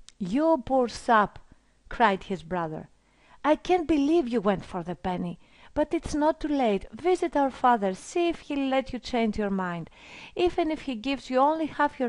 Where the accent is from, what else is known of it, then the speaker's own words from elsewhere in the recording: Greece; I come from Greece